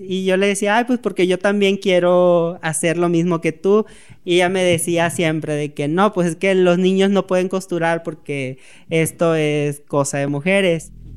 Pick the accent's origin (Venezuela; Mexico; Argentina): Mexico; Tenosique, Tabasco; moved away as an adult; also born or lived in Villahermosa, Tabasco; now in Mexico City, Mexico; soy de Tenosique, Tabasco, tengo 29 años.